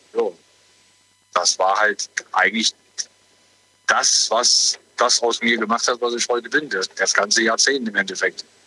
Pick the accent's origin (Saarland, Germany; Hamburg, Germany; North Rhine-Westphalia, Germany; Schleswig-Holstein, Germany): Saarland, Germany; Sulzbach; Ich komme aus Sulzbach, aus dem Saarland, also in der Nähe von Saarbrücken.